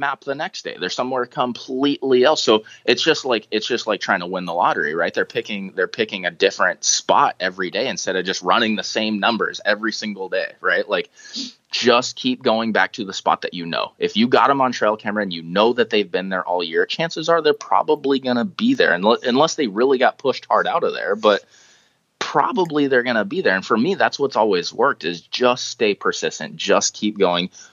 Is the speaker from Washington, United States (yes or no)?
yes; Toutle, Washington, United States; I grew up in Tootle, went to school at Tootle Lake there by Mount St. Helens